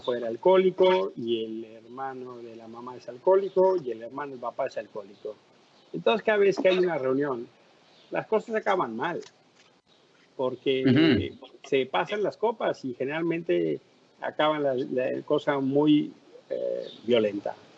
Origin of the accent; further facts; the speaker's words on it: Mexico City, Mexico; ser el primer mexicano que ocupa ese cargo